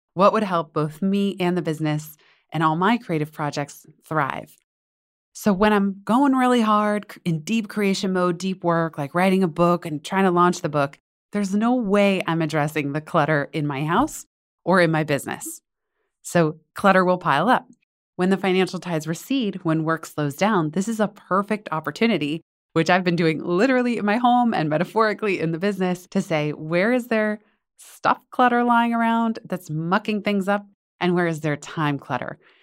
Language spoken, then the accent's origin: English; Northern California, United States; I grew up in Northern California